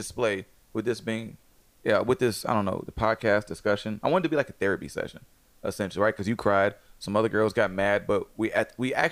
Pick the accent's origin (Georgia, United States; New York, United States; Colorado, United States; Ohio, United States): Georgia, United States; Atlanta; Atlanta, son. I'm from.